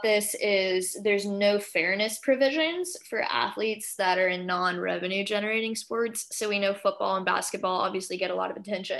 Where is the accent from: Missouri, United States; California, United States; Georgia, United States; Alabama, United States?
Georgia, United States; my home state of Georgia